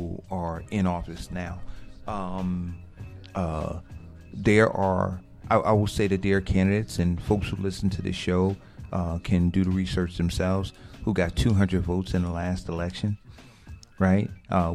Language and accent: English; Newark, New Jersey, United States; I grew up in Newark